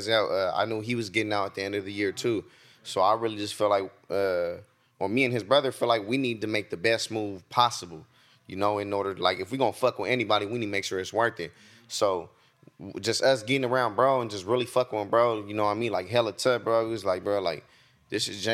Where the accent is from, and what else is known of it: Stockton, California, United States